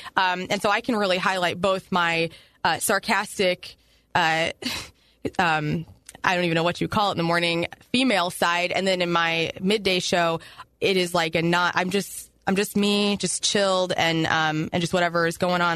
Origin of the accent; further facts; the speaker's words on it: Carbondale, Illinois, United States; also born or lived in Columbia, Illinois; now in St. Louis, United States; I moved there in uh, when I was 13, so I'm originally from near Carbondale, Illinois